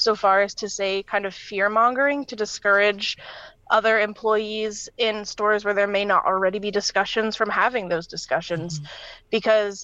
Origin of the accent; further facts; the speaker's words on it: New York, United States; I'm from New York State. So we learned a little bit about unions when I was like in my state history classes